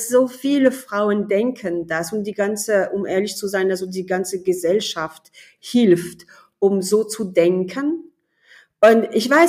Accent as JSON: {"language": "German", "country": "France", "second_language": "German", "moved": "as an adult", "lives_now": "Germany", "said": "Also ich bin Französin, ich wohne aber in Deutschland so seit 20 Jahren, also das ist kaum zu fassen. Und ich bin in Deutschland angekommen als Ingenieurin."}